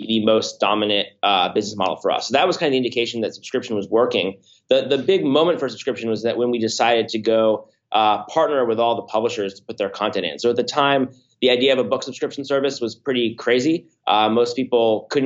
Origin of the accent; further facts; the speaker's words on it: Palo Alto, California, United States; now in San Francisco, United States; I'm from Palo Alto, but live in San Francisco